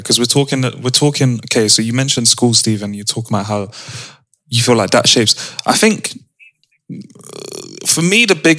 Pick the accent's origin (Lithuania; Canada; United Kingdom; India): United Kingdom; So like, we all have stories behind our Britishness.